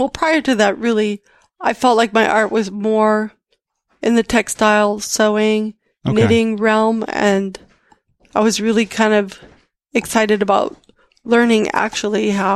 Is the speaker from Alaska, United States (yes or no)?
no; Minnesota, United States; moved away as an adult; also born or lived in Iowa; growing up in Minnesota from age 10 on